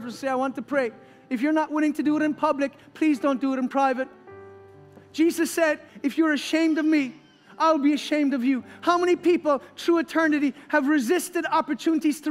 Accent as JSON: {"language": "English", "country": "Ireland"}